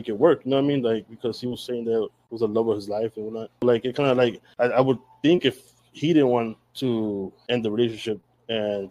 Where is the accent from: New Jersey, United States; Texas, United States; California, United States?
Texas, United States; I'm from Texas